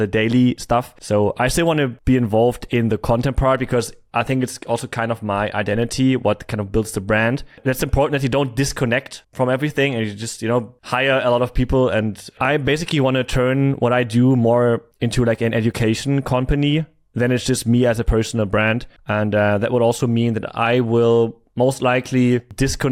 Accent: Germany; moved away; also born or lived in Thailand / Cyprus; I'm from Germany

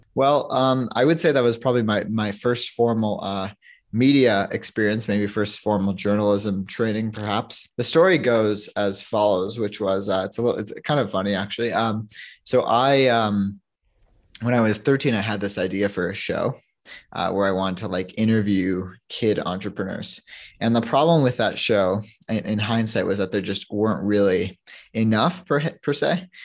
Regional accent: New York, United States; now in Toronto, Canada; I'm a from Toronto, I grew up in New York, but I, I moved back to Toronto

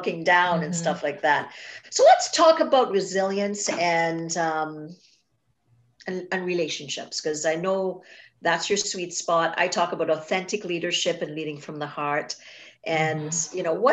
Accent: Trinidad & Tobago; I grew up in Trinidad and Tobago, in the Caribbean

